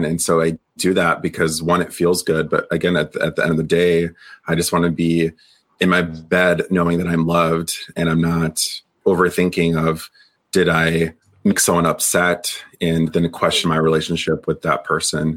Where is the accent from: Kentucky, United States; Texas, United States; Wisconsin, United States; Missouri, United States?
Wisconsin, United States; I'm from Wisconsin